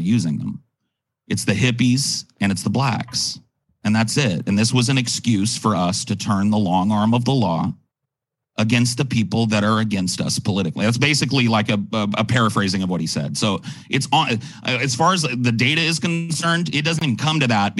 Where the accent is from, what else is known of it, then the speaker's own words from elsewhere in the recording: California, United States; as a Californian